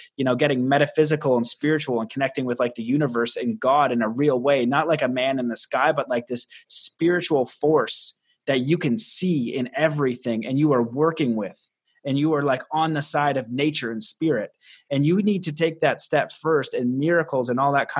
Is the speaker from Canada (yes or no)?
yes; Canada; I'm Canadian